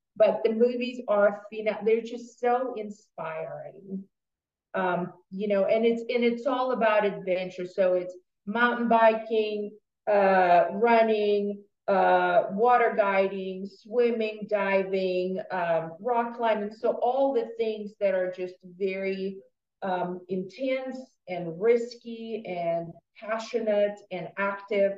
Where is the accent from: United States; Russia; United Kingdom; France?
Russia; moved away; I was born and raised in Russia